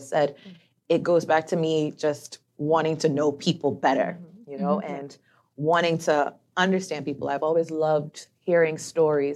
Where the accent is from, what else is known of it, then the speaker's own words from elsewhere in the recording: Turks & Caicos Islands; I'm from Turks and Caicos